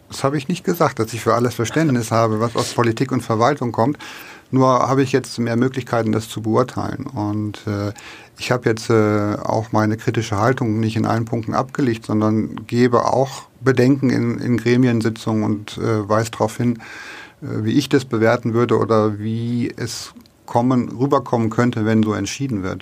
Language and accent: German; Lower Saxony, Germany; also born or lived in Middle Franconia; now in Nuremberg, Germany; das darf ich sagen, als Niedersachse